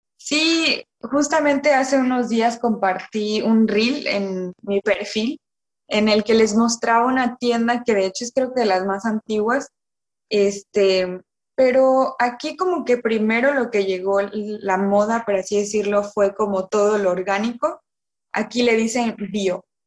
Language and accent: Spanish; Villahermosa, Tabasco, Mexico; moved away as an adult; also born or lived in Mérida, Yucatán; now in France; yo nací, crecí en Villahermosa, Tabasco, en una ranchería